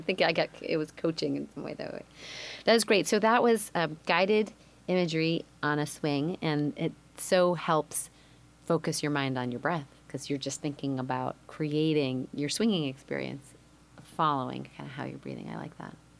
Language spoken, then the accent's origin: English; Midwest, United States; I grew up in the Midwest